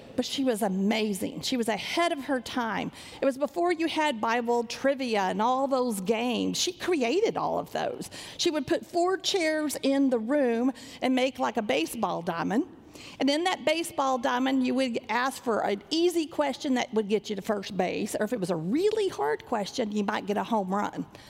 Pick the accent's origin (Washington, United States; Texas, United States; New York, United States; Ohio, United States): Texas, United States; Sanger; I grew up in Sanger, Texas, not a big church like this